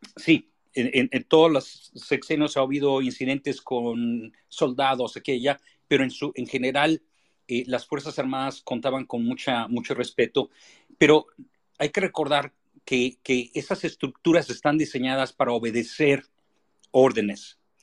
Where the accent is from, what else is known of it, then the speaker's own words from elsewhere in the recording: Mexico; somos capaces los mexicanos